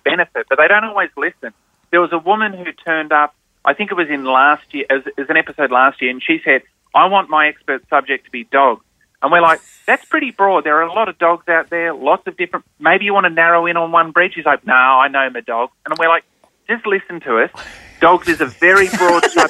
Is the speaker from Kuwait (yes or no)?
no; New South Wales, Australia; moved away as an adult; also born or lived in Victoria, Australia; I grew up in New South Wales.